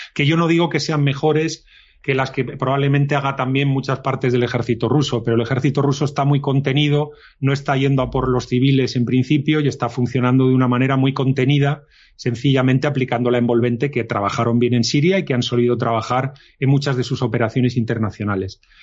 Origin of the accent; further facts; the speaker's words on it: Spain; Nací con España dentro de los diez primeros países más importantes del mundo